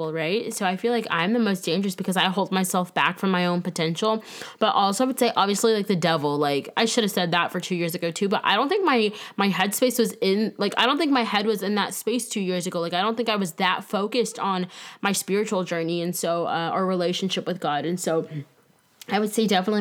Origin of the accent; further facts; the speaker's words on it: Tampa, Florida, United States; moved away as an adult; also born or lived in Lansing, Michigan / Greensboro, North Carolina / Winston-Salem, North Carolina; Current day, I live in sunny Tampa, Florida. Yet again, that is where I grew up